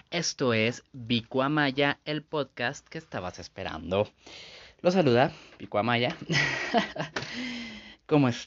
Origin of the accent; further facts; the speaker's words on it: San Luis Potosí, Mexico; soy de San Luis Potosí, entonces aquí se hace un súper relajo, en serio.